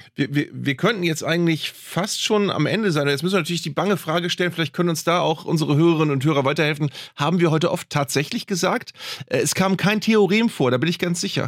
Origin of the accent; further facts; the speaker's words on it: Germany; als Deutsche